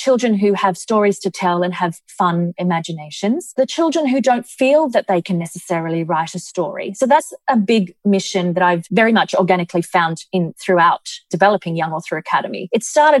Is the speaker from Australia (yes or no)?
yes; Australia; moved away as an adult; now in Dubai, United Arab Emirates; we come from Australia